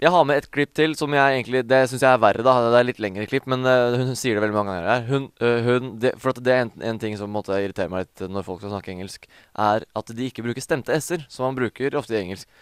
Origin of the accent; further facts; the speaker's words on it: Norway; i Stor-Oslo, da, som eh, på en måte er der vi er fra